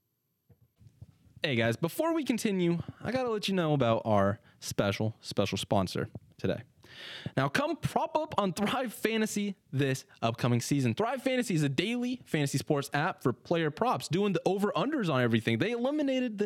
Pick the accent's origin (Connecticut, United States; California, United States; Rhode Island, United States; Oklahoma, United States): California, United States; Sacramento; moved away as an adult; now in Delaware, United States; I'm from California. I'm from Sacramento, born and raised until last year. I moved out to Delaware